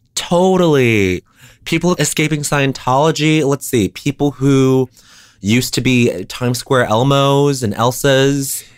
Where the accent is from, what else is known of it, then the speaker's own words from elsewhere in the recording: Denver, Colorado, United States; moved away; you're in my hometown right now